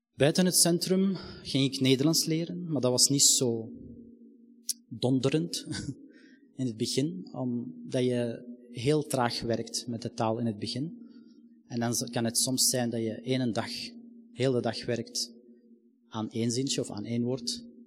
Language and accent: Dutch; Palestine; now in Belgium; ik ben van Palestijnse afkomst